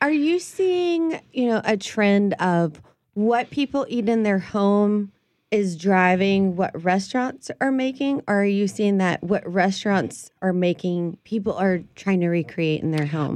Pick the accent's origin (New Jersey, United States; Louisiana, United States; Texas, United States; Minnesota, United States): Louisiana, United States; New Orleans; us crazy, uh, New Orleanians